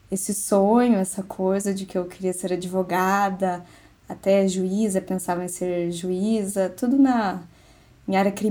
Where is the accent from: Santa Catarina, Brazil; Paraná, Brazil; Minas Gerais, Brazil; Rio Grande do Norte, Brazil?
Paraná, Brazil; Curitiba; Eu sou de Curitiba, Paraná.